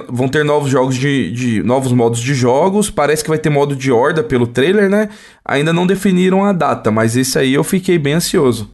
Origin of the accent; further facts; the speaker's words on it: Brazil; A gente é brasileiro